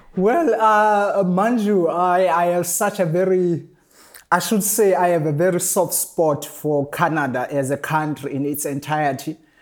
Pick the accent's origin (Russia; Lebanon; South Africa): South Africa